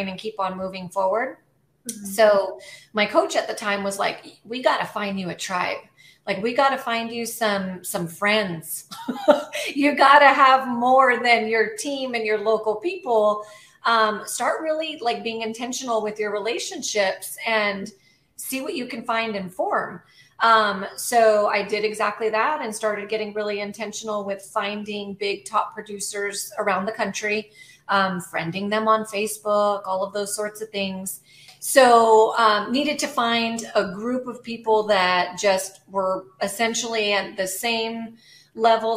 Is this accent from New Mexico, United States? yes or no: yes; Albuquerque, New Mexico, United States; moved away as an adult; now in Savannah, United States; born and raised in Albuquerque, New Mexico, currently live in Savannah, Georgia